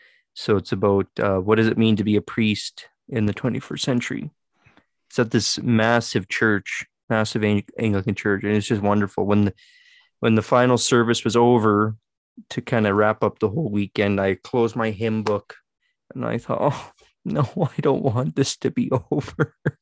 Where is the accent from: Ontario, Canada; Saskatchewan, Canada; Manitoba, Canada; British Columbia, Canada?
Saskatchewan, Canada; I was one of very few Canadians. So when I would say to people, I'm from Saskatchewan, oh, where's that? It's in Canada.